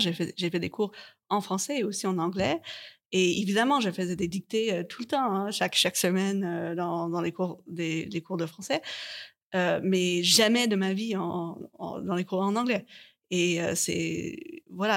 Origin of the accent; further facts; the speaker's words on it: Canada; je viens du Canada